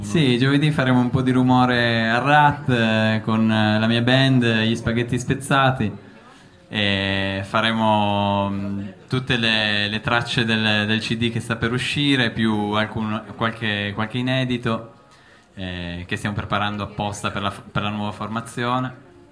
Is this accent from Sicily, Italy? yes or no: no; Collegno, Piedmont, Italy; Io vengo da, mm, da Collegno. da Collegno. questo è un po' da dove sono cresciuto